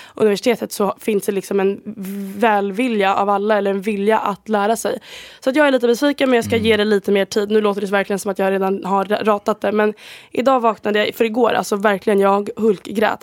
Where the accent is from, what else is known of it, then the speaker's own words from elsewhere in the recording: Sweden; first language Swedish; moved away as an adult; jag är 21 år gammal, jag är från Sverige